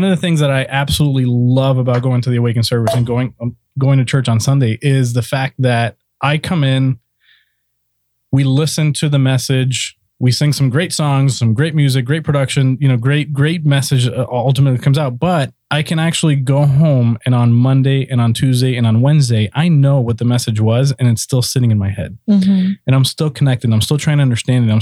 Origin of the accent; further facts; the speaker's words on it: South Florida, United States; now in Orlando, United States; I grew up in South Florida, came to Orlando